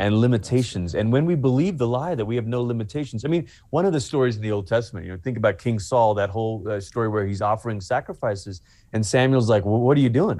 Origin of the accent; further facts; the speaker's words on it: Malaysia; moved away; I'm originally from Malaysia